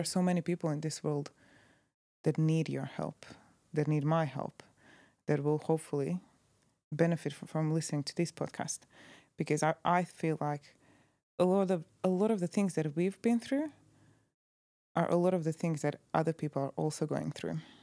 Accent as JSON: {"language": "English", "country": "Croatia", "tie": "born or raised there", "said": "Croatia. In my hometown"}